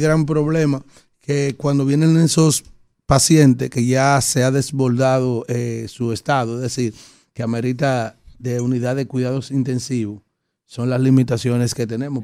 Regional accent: Yaguate, San Cristóbal, Dominican Republic; Yo soy de Yaguate, San Cristóbal, que nos divide la provincia y Abaní por el río Nizao

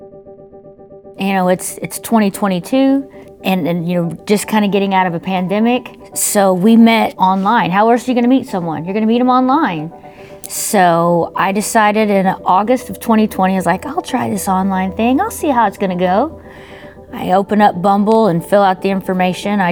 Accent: Webbers Falls, Oklahoma, United States; I grew up in a really small town in northeastern Oklahoma, Weber's Falls

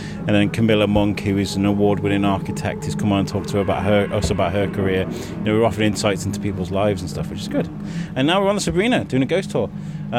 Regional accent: Wrexham, Wales, United Kingdom; also born or lived in Telford; now in Shrewsbury, United Kingdom; I was actually born in Shrewsbury Hospital, raised in Telford, moved to, and then I grew up in Wales, in Wrexham. And then I moved here with my wife and my kid.

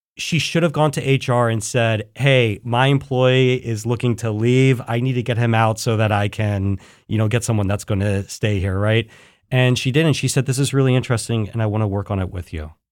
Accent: Philadelphia, Pennsylvania, United States; now in Columbus, United States; I'm from Philadelphia

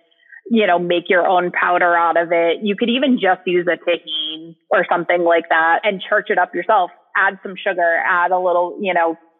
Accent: New England, United States; now in Austin, United States; I grew up in New England

